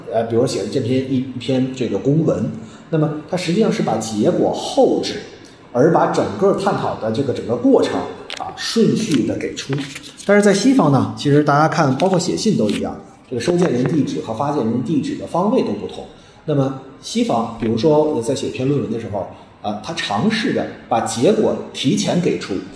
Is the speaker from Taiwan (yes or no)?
no; China; 我们中国人